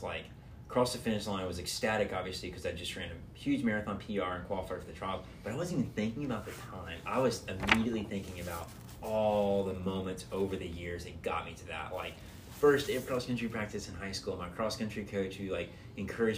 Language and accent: English; Atlanta, Georgia, United States; moved away; being back in my hometown